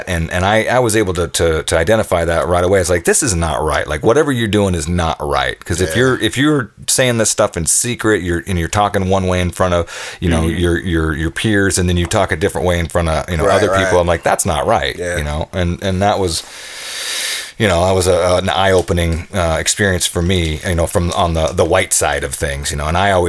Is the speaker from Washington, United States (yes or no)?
yes; Tacoma, Washington, United States; I grew up here in the Pacific Northwest, you know, from born and raised in Tacoma